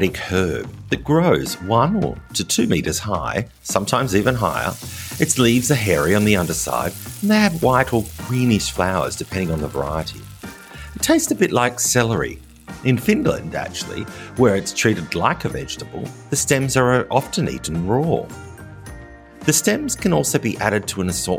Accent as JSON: {"language": "English", "country": "Australia", "moved": "yes", "lives_now": "France", "said": "As an Australian living in rural France"}